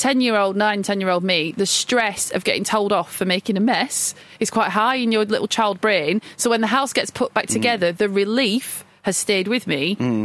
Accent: Blackburn, North West England, United Kingdom; because I'm from Blackburn, I call it Mill Hill.

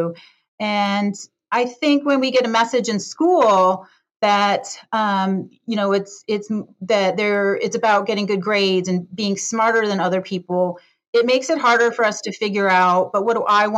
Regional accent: Detroit, Michigan, United States; now in San Francisco, United States; I grew up in the Detroit, Michigan area, in a suburb of Detroit, Michigan

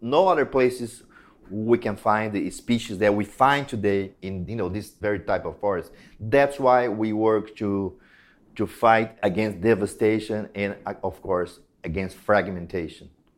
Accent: Brazil; I was born in Brazil

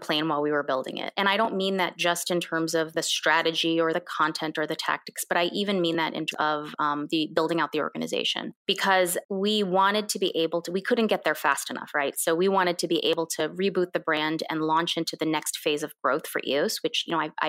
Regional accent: United States; first language Korean; English is a second language; also born or lived in Korea; I immigrated to this country when I was 2.5

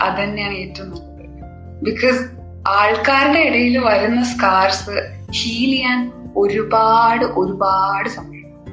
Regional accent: Ernakulam, Kerala, India; ഞാൻ എറണാകുളത്ത് നിന്നാണ്

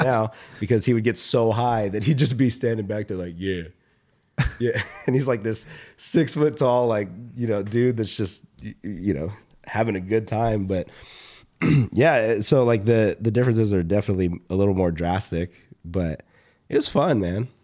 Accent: Atlanta, Georgia, United States; when I was a kid growing up in Atlanta

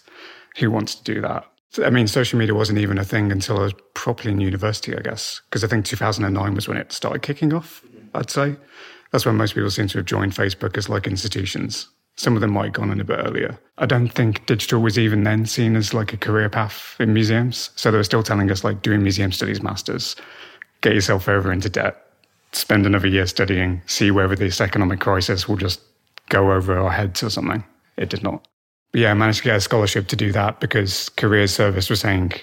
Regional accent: Black Country, West Midlands, United Kingdom; I grew up in the Black Country

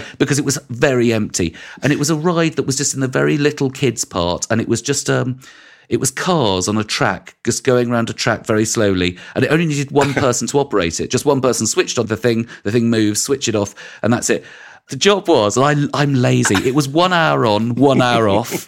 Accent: London, United Kingdom; I grew up in West London

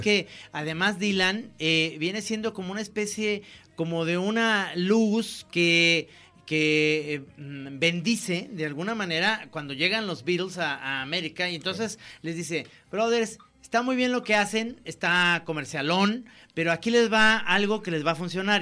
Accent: Guadalajara, Jalisco, Mexico; accent: tapatío; como hablamos tapatíos

